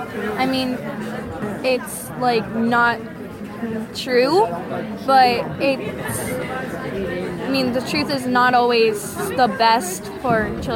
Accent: Springfield, Vermont, United States; I'm from Springfield, Vermont.

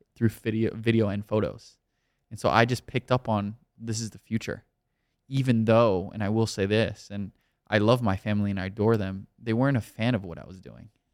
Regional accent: Miami, Florida, United States; moved away as an adult; also born or lived in New York; now in Los Angeles, United States; I was born and raised in Miami, Florida, spent the first eighteen years of my life there

